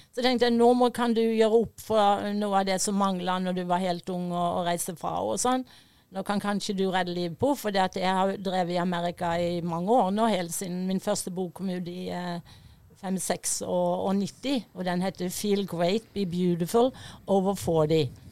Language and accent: Norwegian; Fevik, Agder, Norway; moved away; also born or lived in United States; jeg vokste opp på Fevik